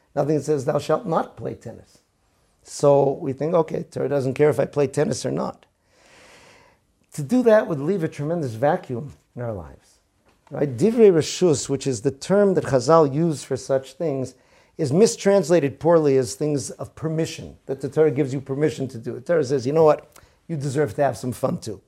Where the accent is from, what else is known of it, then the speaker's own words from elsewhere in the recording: Boston, Massachusetts, United States; I grew up in Boston in the nineteen seventies